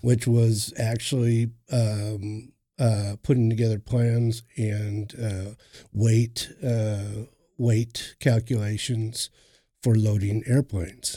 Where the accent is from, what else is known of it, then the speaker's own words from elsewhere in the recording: Cannon Falls, Minnesota, United States; moved away as an adult; now in Oklahoma, United States; I'm originally from Minnesota, Cannon Falls, Minnesota. I was, uh, raised during my adolescence there.